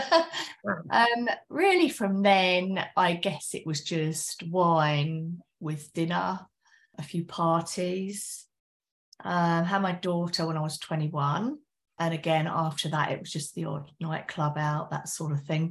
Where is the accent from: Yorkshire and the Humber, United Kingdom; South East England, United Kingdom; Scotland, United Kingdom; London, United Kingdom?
South East England, United Kingdom; West Sussex; now in Essex, United Kingdom; Originally I'm from West Sussex in the UK, but now I'm in Essex in the UK.